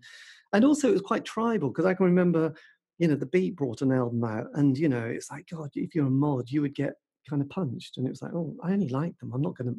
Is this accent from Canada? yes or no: no; Suffolk, East of England, United Kingdom; I was brought up in Suffolk.